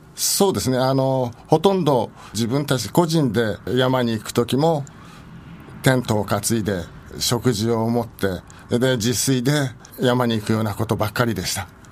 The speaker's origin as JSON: {"language": "Japanese", "town": "Nakano", "region": "Tokyo", "country": "Japan", "tie": "born or raised there", "said": "私は中野区の鷺宮というところで生まれ育ったものですけれども"}